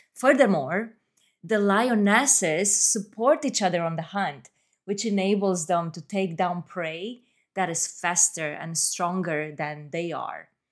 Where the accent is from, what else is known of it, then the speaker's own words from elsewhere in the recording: Romania; moved away as an adult; now in Atlanta, United States; I was born and raised in Romania and I moved to the US as a young adult.